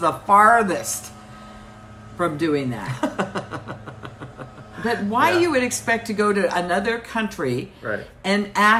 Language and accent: English; United States